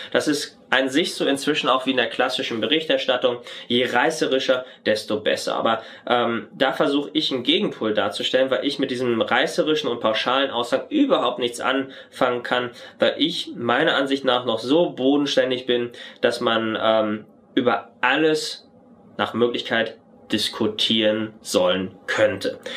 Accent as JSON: {"language": "German", "region": "North Rhine-Westphalia", "country": "Germany", "tie": "born or raised there", "moved": "as an adult", "said": "gebürtiger Westfale"}